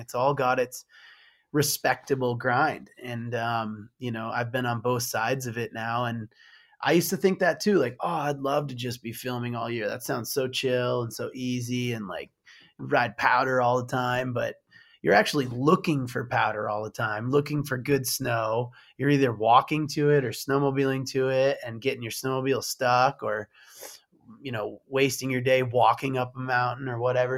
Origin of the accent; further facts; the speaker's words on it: Michigan, United States; moved away; I was from Michigan